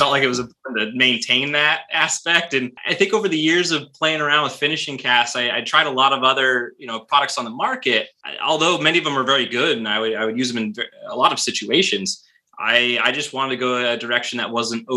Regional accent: United States; I'm an American. I live here. I grew up here

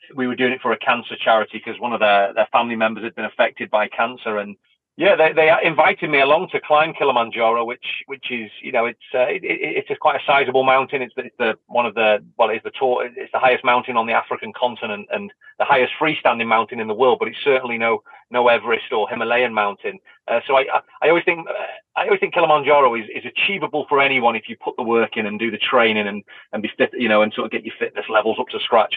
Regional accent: Blackpool, North West England, United Kingdom; a kid from Blackpool who who left school with no education

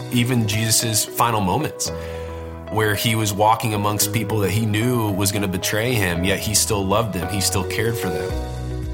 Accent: Warsaw, Indiana, United States; I grew up in Warsaw, Indiana, which is a little town kind

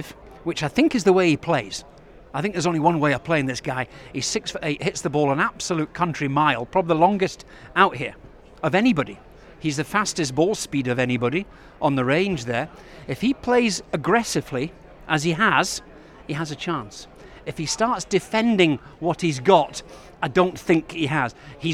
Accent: United Kingdom; as a Brit

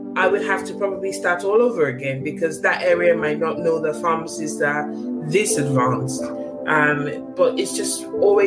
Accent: Nigeria; now in United Kingdom; I was born in Africa, in Nigeria, born and bred to a certain extent

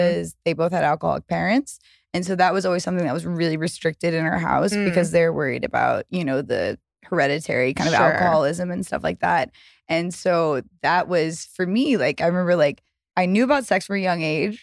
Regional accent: the South, United States; moved away; I grew up in the South

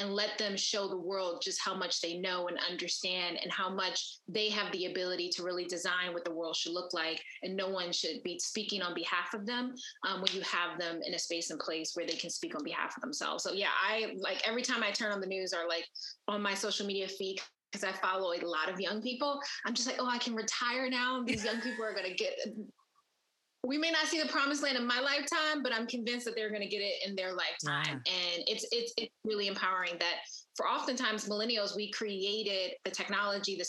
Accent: Philadelphia, Pennsylvania, United States; I grew up in West Philadelphia

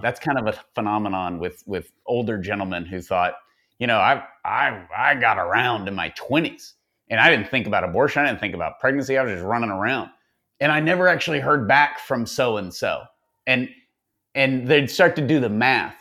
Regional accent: Tyler, Texas, United States; I'm from Tyler

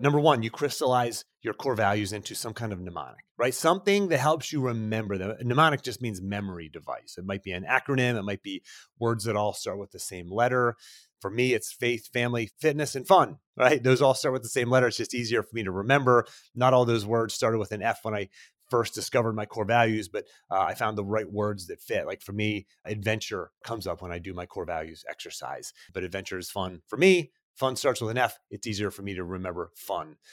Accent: outside of Pittsburgh, Pennsylvania, United States; I grew up outside of Pittsburgh, small town kid, blue collar

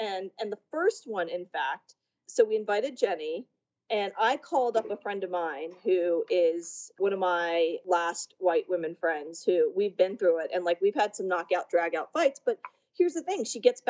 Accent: Richmond, Virginia, United States; I was, you know, born and raised in Richmond, Virginia, the capital of the Confederacy. There were no Indians. There were no Asians. It was black people and white people.

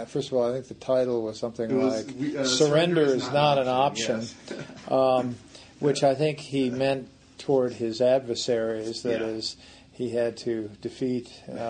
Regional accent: Paris, Île-de-France, France; born there; No, I was actually born my father's third assignment, which was in Paris.

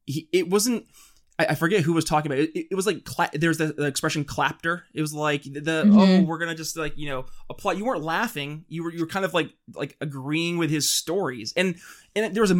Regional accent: Thousand Islands area, upstate New York, United States; I'm actually from the country, but more upstate New York area

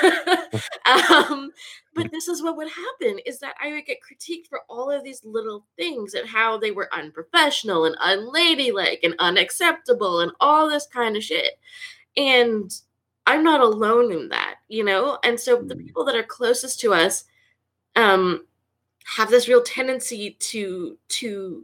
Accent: Canada; I am first generation, born and raised in Canada

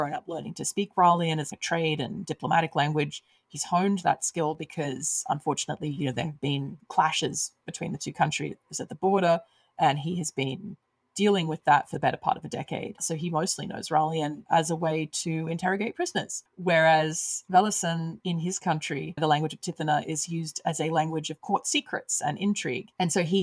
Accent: Australia; I grew up in Australia

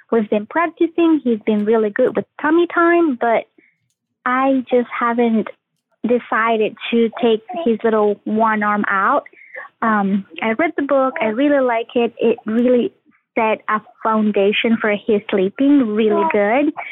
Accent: Paraguay; now in South Carolina, United States; I am originally from Paraguay, but I live in South Carolina currently.

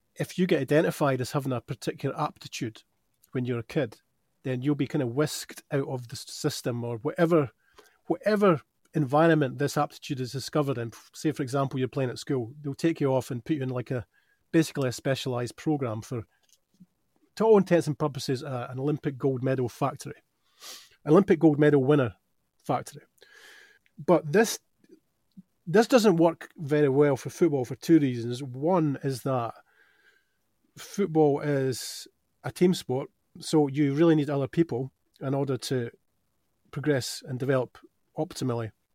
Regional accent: Dunfermline, Scotland, United Kingdom; moved away; I grew up in Dunfermline

